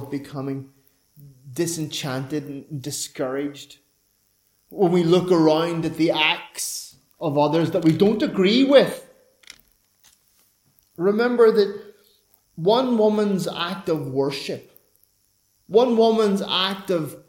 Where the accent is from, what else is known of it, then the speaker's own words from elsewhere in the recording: Ireland; I'm an Irishman